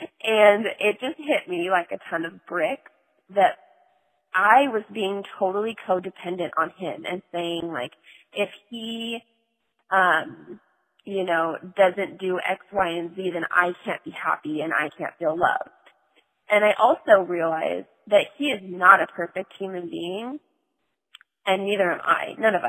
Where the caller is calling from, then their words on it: North Carolina, United States; I've called before in the past. I'm calling from North Carolina.